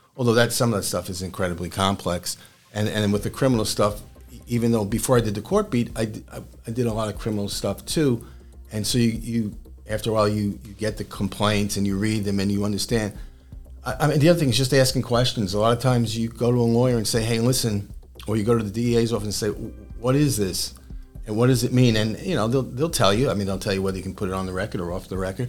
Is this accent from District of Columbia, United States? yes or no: no; New York City, New York, United States; moved away as an adult; also born or lived in Pottstown, Pennsylvania / Harrisburg, Pennsylvania; now in Staten Island, United States; I'm from Brooklyn